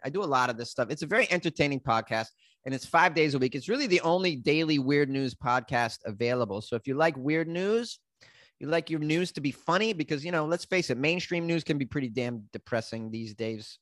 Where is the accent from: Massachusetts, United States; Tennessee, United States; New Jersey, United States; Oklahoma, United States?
Massachusetts, United States; Haverhill; accent: Boston; now in Los Angeles, United States; my hometown is a place called Haverhill, Massachusetts